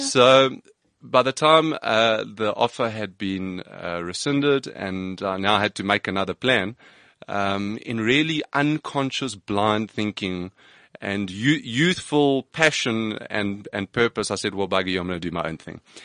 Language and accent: English; Johannesburg, Gauteng, South Africa; I grew up in Johannesburg